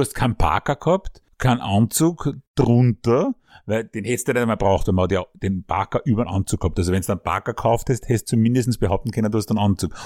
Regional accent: Vienna, Austria; Bei uns in Simmering

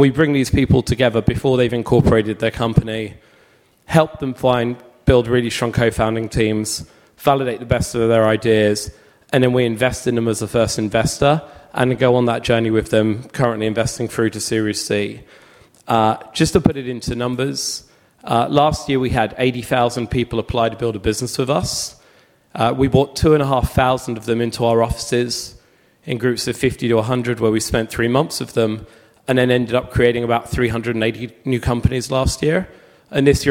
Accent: London, United Kingdom; also born or lived in United States; now in Sydney, Australia; I'm from London. I live in Sydney, but spend half my year in the US.

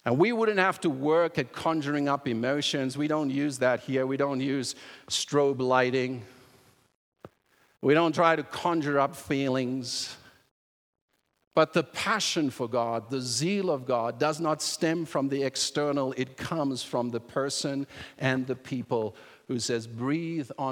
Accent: South Africa; moved away; When I was growing up in South Africa, and my dad was a pastor

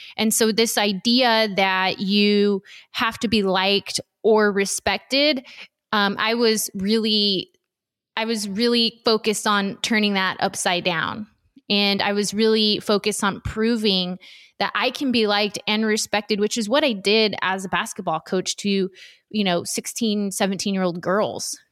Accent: Los Angeles County, Southern California, United States; I was born and raised in Southern California, um, Los Angeles County specifically

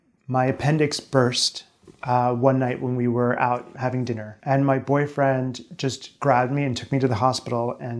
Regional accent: Lancaster, Pennsylvania, United States; I'm from Lancaster, Pennsylvania

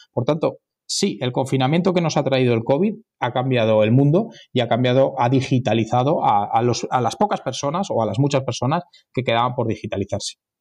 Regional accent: Madrid, Community of Madrid, Spain; Los madrileños acogemos a todos como si fueran madrileños

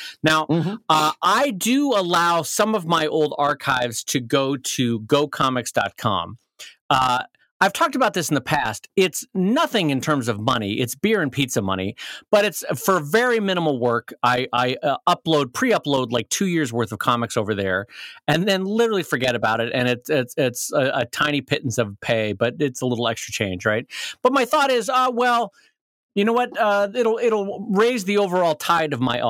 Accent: United States; as American

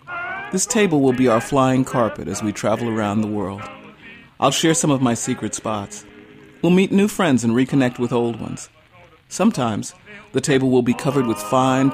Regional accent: the North, United States; I'm a Northerner

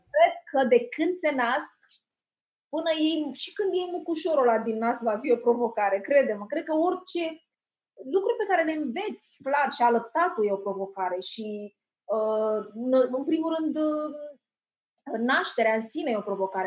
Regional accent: Tulcea, Tulcea County, Romania; moved away; m-am născut în Tulcea, era un orășel pe vremea, acum s-a mai extins era orașul meu natal

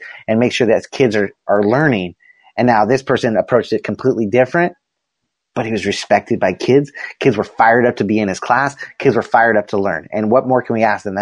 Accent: Southern California, United States; I grew up in Southern California

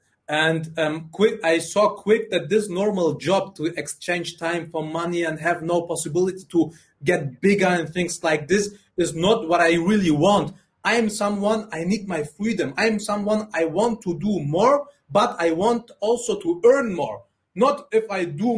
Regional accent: Germany; English is a second language; also born or lived in Afghanistan

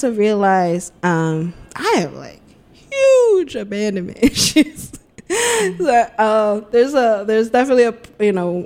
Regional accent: United States; also born or lived in Spain; I'm so American

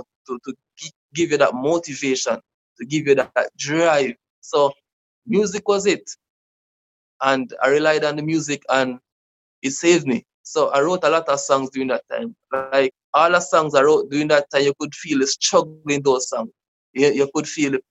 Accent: Manchester Parish, Jamaica; moved away as an adult; now in Kingston, Jamaica; I was born in Manchester. That's another parish in Jamaica. That's more rural. So then I moved to Kingston in 2009

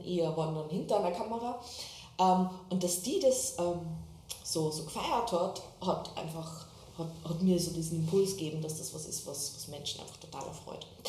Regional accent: Waizenkirchen, Upper Austria, Austria; moved away as an adult; also born or lived in Salzburg; now in Berlin, Germany; bin aus Oberösterreich, Weizenkirchen heißt der kleine Ort

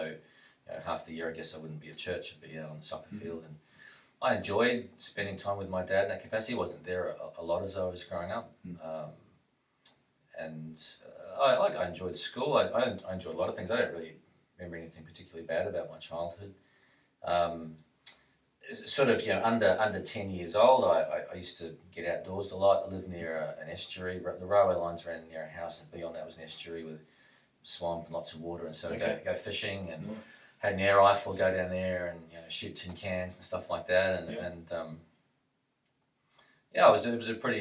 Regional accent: New Zealand; also born or lived in Mackay, Queensland, Australia; now in Australia; Most of my growing up was in New Zealand

